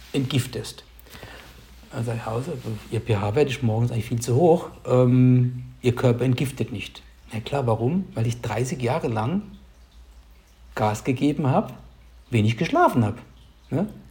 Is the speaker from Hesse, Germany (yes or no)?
no; near Heidelberg, Baden-Württemberg, Germany; ich komme aus der Nähe von Heidelberg